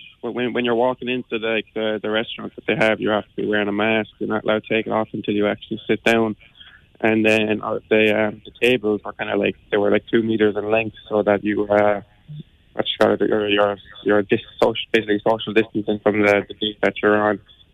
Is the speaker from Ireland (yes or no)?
yes; Cleely, Munster, Ireland; I'm from Cleely in Limerick. I was born and raised there now.